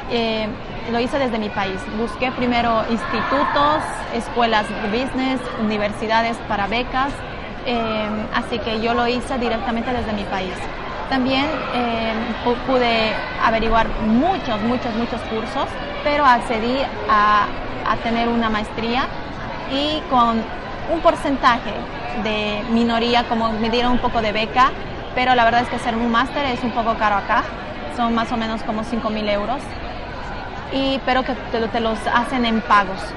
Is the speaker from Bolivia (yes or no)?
yes; Bolivia; moved away as an adult; now in Madrid, Spain; soy de Bolivia. Les mando mucha fuerza a las personas que estén en Madrid y también a las personas que quieran integrarse acá, a este país tan hermoso que es España. Yo vine hace seis meses aproximadamente